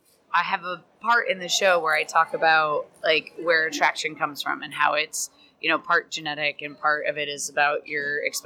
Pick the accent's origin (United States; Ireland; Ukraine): Ireland; No, like born and raised in Ireland.